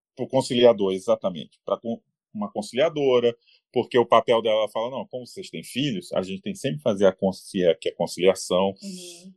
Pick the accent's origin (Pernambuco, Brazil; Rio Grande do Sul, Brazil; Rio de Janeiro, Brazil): Rio de Janeiro, Brazil; moved away as an adult; now in São Paulo, Brazil; eu sou carioca. Em dois mil e seis, eu estava no Rio de Janeiro, tá? Nessa época que eu moro em São Paulo hoje